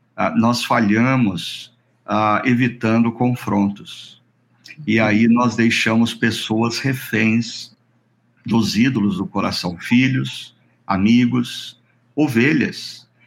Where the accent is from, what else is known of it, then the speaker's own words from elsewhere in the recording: Brazil; nós como brasileiros